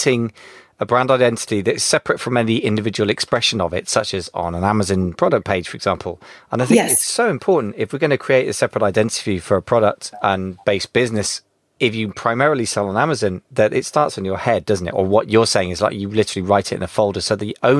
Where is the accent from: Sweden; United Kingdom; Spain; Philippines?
United Kingdom; being British